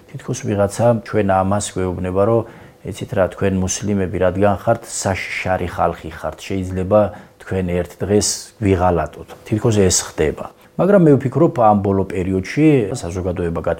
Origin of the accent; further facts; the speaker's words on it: Georgia; ჩვენ ვართ ქართველი მუსლიმი